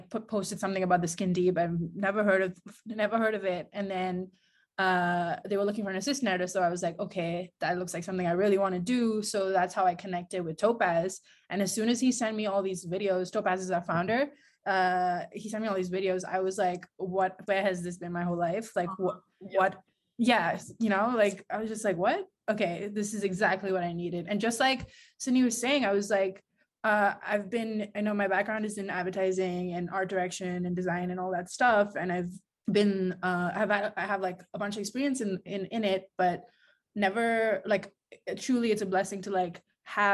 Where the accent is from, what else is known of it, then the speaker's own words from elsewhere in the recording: India; moved away as an adult; now in New York, United States; I'm originally from India. So I've been in New York for like about 11 years now.